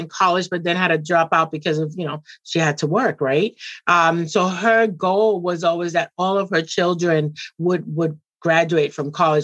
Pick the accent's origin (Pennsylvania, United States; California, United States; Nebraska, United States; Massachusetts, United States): Massachusetts, United States; Boston; also born or lived in Puerto Rico / Dominican Republic; I came to Boston when I was very young. And I've honestly lived in Boston my entire youth